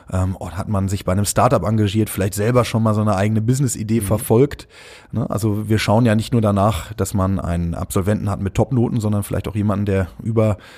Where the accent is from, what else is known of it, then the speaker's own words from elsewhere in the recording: Düsseldorf, North Rhine-Westphalia, Germany; born there; Erstmal herzliche Grüße an meine Geburtsstadt. Ich äh, komme ja gebürtig aus Düsseldorf.